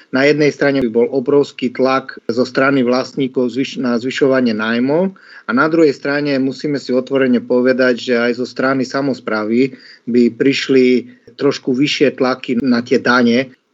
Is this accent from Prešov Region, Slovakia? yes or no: no; eastern Slovakia, Košice Region, Slovakia; ja som z východu, kde zastupujem ten región v podstate Košického kraja